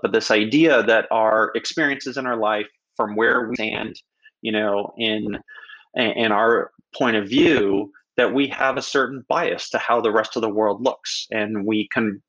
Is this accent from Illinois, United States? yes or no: no; Silicon Valley, California, United States; I started my very young entrepreneurial career growing up in Silicon Valley